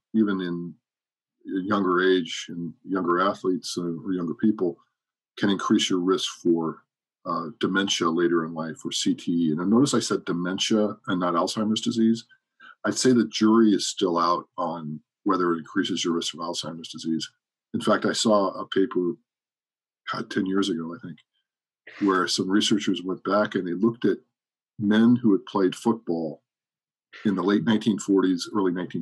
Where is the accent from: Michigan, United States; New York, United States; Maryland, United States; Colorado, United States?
Colorado, United States; moved away as an adult; also born or lived in Columbus, Ohio / New Jersey; when I was five, we moved to Colorado. That's where I say I'm from. And that's where I grew up.